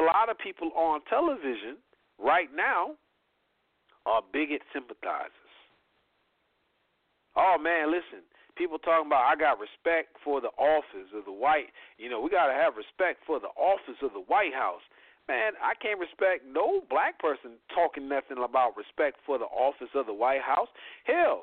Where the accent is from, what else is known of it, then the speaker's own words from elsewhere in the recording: Indiana, United States; I'm from Indiana.